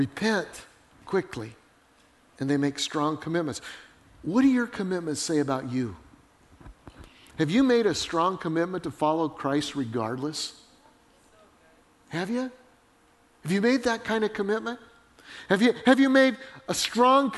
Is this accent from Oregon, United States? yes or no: no; Colorado, United States; I grew up in Colorado.